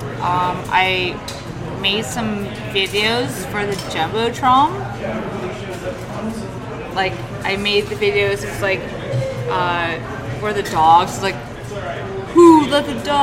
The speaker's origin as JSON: {"language": "English", "town": "Centennial", "region": "Colorado", "country": "United States", "said": "I'm not from Croatia. I'm from Centennial."}